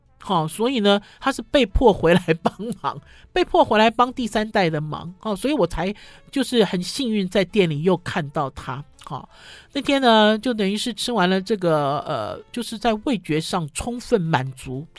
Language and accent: Chinese; Taipei, Taiwan; 因为我们哦一路走来都在这里长大生长，走来走去